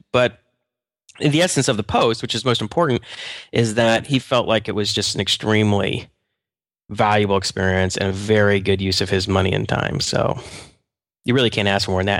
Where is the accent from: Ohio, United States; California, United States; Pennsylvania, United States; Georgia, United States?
Georgia, United States; Atlanta; moved away; I'm from Georgia, actually. I'm from Atlanta